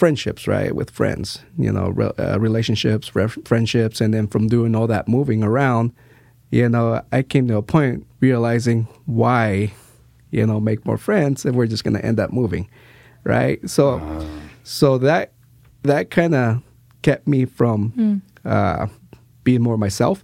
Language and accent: English; Salem, Oregon, United States; also born or lived in Mexico / California; we moved to Oregon, and this is where I've pretty much been